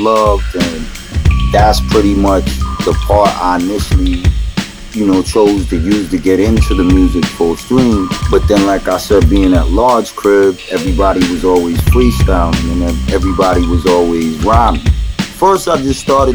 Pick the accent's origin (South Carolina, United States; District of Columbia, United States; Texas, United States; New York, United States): New York, United States; New York City; I come from Flushing, Queens. I was born there, you know.